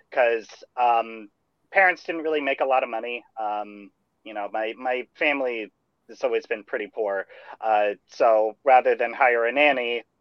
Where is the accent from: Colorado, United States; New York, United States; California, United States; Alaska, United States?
California, United States; Bay Area; I, grow I grew up, in the Bay Area.